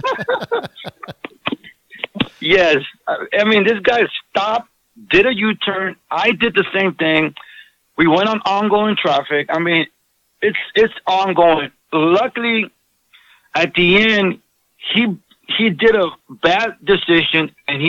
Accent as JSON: {"language": "English", "region": "Southern California", "country": "United States", "tie": "born or raised there", "said": "born and raised in Southern California in the hood"}